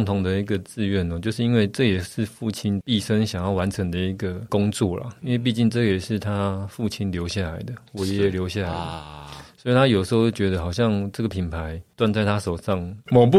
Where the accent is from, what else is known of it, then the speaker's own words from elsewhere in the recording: Taipei, Taiwan; 就在大道城啊，以前的公司就在我家楼下。